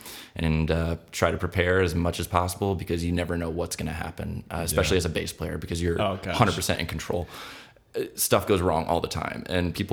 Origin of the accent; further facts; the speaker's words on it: Big Rapids, Michigan, United States; I'm from Big Rapids, which is about an hour north of Grand Rapids